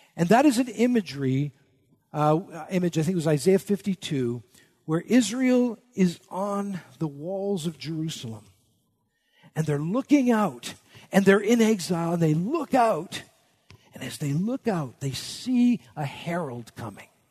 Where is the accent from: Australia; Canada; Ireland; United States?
Canada; I'm Canadian, at least in my spirit. I'm actually a dual citizen